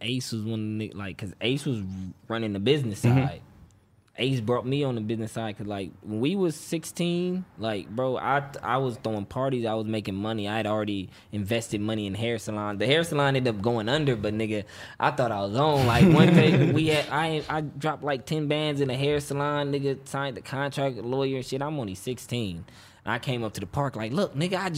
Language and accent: English; East Side, California, United States; I'm from the East Side